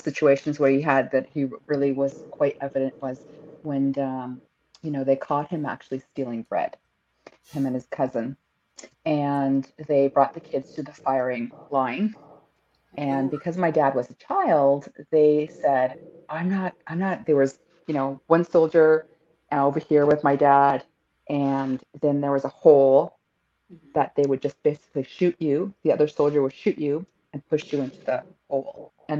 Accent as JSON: {"language": "English", "country": "Greece", "tie": "born there", "said": "And, you know, my dad, we immigrated to this country from Canada, from Greece. I was born in Greece."}